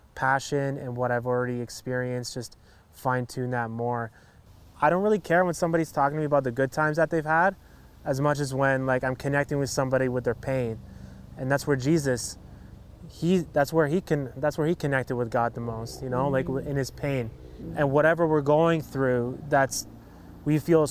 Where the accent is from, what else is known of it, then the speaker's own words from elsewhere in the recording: Hamilton, Ontario, Canada; where I grew up in Hamilton was really, I was living in poverty